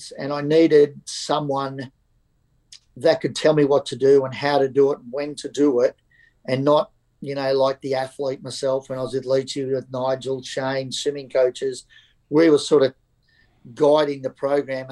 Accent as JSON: {"language": "English", "town": "Gladstone", "region": "Queensland", "country": "Australia", "tie": "born or raised there", "said": "So I was born and bred in Gladstone, so country town, central Queensland"}